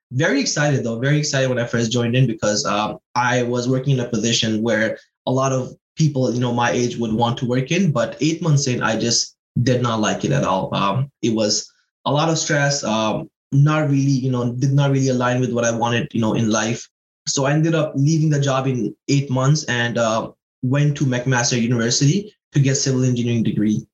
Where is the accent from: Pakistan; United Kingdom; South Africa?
Pakistan; now in Toronto, Canada; I'm originally from Pakistan. Um, came here in 2009.